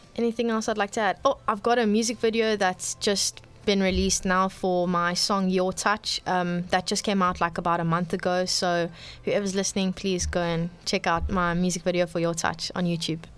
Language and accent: English; Cape Town, Western Cape, South Africa; I'm born and bred in Cape Town.